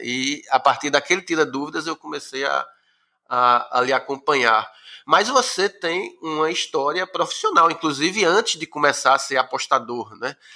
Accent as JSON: {"language": "Portuguese", "town": "Pesqueira", "region": "Pernambuco", "country": "Brazil", "moved": "yes", "lives_now": "Recife, Brazil", "said": "eu sou do interior de Pernambuco, né? eu, eu moro no Recife há desde os anos 80, mas eu vou sempre ao interior, à minha cidade, que é Pesqueira"}